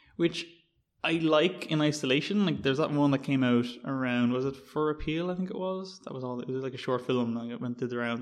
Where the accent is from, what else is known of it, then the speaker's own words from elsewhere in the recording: Dublin, Leinster, Ireland; accent: vaguely D4; my vaguely D4 accent